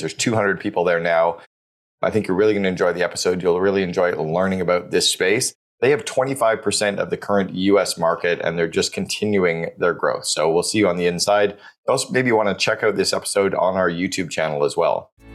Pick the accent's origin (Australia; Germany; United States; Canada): Canada; as a Canadian